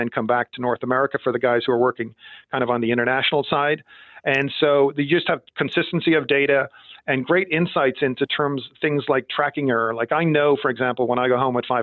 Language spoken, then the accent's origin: English; Ireland; moved away as an adult; also born or lived in Villanova, Pennsylvania; I grew up in Ireland